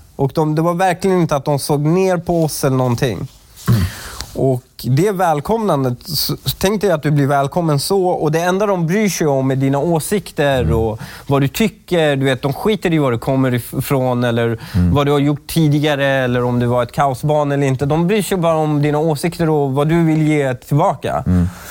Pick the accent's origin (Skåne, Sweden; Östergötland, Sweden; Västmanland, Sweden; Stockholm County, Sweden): Stockholm County, Sweden; Stockholm; also born or lived in Upplands Väsby / Iran; jag var uppvuxen i Husby